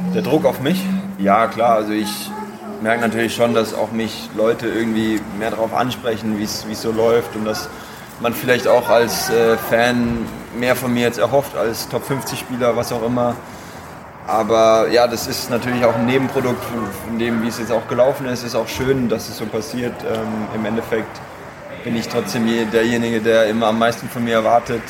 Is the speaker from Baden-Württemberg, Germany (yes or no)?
yes; Karlsruhe, Baden-Württemberg, Germany; da bin ich groß geworden in dem Verein